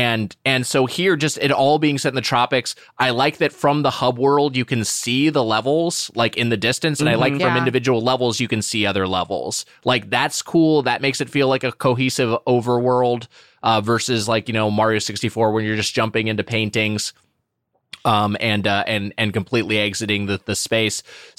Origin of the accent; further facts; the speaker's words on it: Southern California, United States; I'm from Southern California, like Matt.